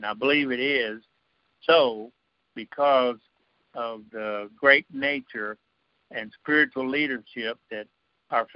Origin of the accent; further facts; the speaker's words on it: United States; I was born and raised in a country like this